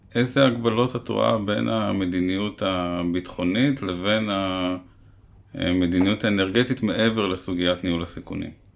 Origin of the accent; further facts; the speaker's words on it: Israel; אני בתור ילד גדלתי במדינה עם דודי שמש וגגות מנוצלים, ואנחנו מדברים על שנות ה-80